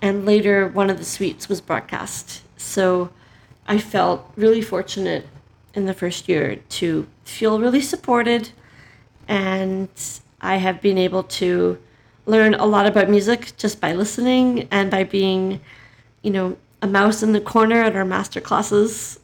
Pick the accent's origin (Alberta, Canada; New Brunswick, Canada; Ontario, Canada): Alberta, Canada; Calgary; We're both from Calgary